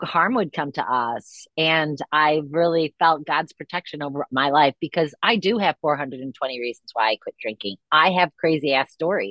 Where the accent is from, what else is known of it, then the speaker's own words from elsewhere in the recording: East Grand Rapids, Michigan, United States; I grew up in East Grand Rapids, Michigan